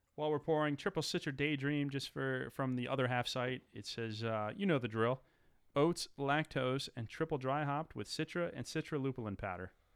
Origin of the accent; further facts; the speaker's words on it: United States; We're from the New York, New Jersey area